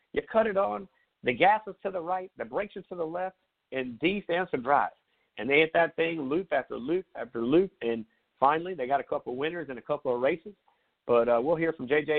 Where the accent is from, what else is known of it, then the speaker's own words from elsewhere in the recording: Myrtle Beach, South Carolina, United States; now in Summerville, United States; I usually head back to my hometown, Myrtle Beach